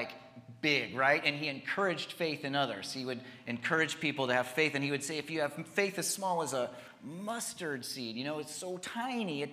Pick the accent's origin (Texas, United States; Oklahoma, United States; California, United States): California, United States; Humboldt; moved away as an adult; I grew up here in Humboldt, but I didn't get to connect as much with his ministry when I was here, because I was in Southern California the last 25 years